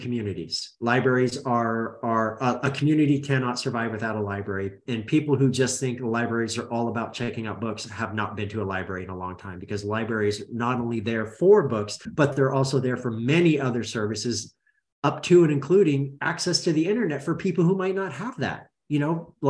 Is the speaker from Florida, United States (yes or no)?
no; Roseburg, Oregon, United States; I grew up in Oregon